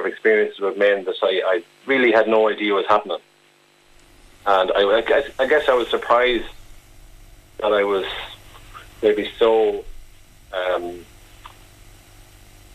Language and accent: English; Mayo, Connacht, Ireland; I'm originally from Mayo